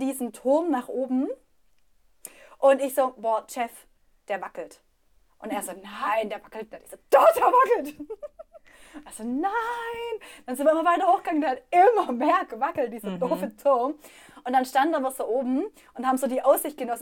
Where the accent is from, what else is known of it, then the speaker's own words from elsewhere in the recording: Swabia, Germany; accent: Swabian; moved away; also born or lived in Berlin; ich rede Schwäbisch